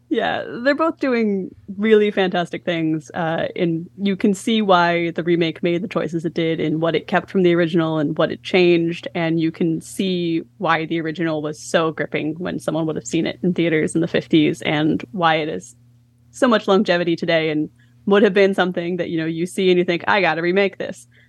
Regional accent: Philadelphia, Pennsylvania, United States; my hometown

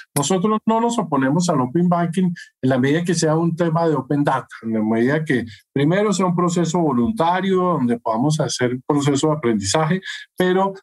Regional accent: Colombia

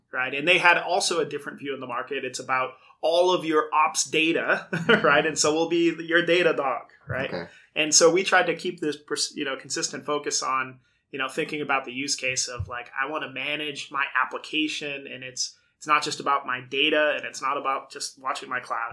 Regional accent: Brockton, Massachusetts, United States; I grew up in Brockton, Massachusetts

